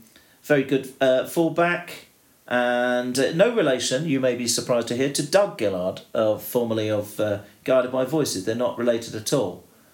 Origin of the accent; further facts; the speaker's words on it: Yorkshire and the Humber, United Kingdom; I'm also a Yorkshireman.